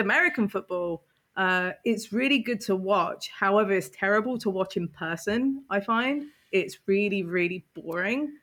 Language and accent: English; United Kingdom; I'm British